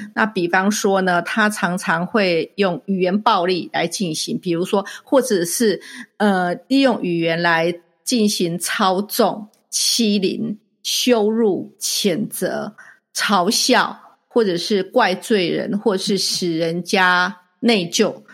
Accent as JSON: {"language": "Chinese", "country": "Taiwan", "tie": "born or raised there", "moved": "yes", "said": "我小时候，在台湾学的时候，学，不管是英文或是其他的语言"}